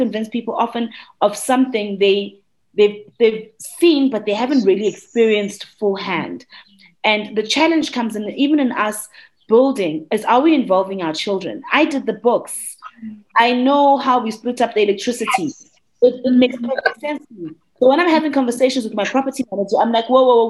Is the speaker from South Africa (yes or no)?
yes; KwaZulu-Natal, South Africa; as a South African Black child growing up